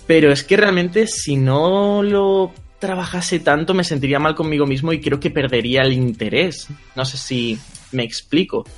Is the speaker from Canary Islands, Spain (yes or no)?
no; Community of Madrid, Spain; soy de Madrid, de España.